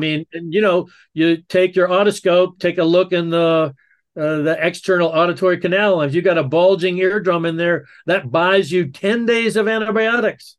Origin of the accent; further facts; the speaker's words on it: the South, United States; growing up in the South